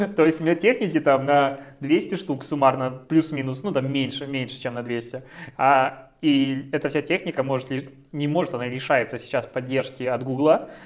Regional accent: Belarus; мы белорусы

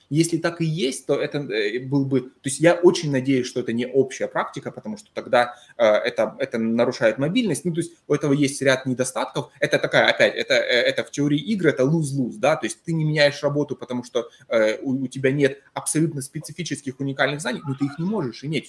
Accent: Donbas, Ukraine; now in Seattle, United States; там, откуда я, это всегда было одно и то же

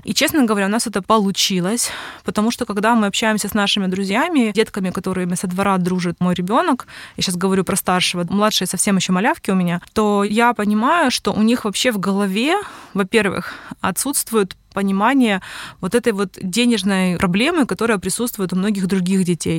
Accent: Simferopol, Crimea, Ukraine; now in Kyiv, Ukraine; когда я жила в Симферополе, я сама из Крыма

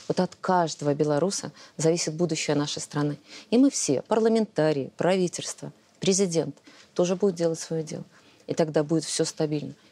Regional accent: Belarus

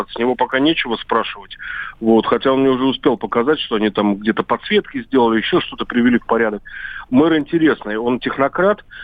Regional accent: Volgograd, Volgograd Oblast, Russia; поскольку я вырос тоже на Волге, но в другом городе, который точно так же претерпел от войны, как Ржев, это Сталинград.

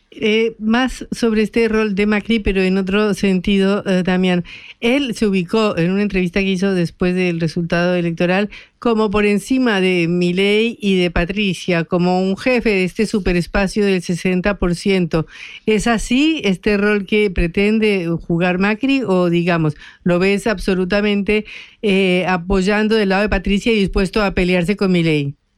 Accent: Colombia; yo soy colombiana

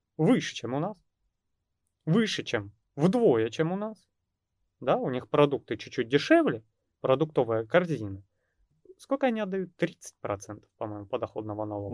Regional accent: Russia; у нас в России

